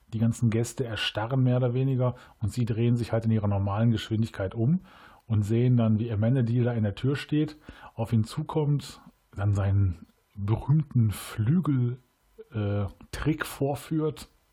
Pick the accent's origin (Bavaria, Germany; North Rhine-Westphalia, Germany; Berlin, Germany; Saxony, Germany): North Rhine-Westphalia, Germany; Cologne; Als Kölner ist man ja Rewe-Kunde